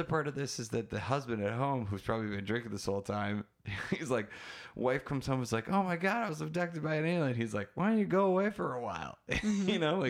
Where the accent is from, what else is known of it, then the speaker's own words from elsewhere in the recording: Wisconsin, United States; I'm from Wisconsin.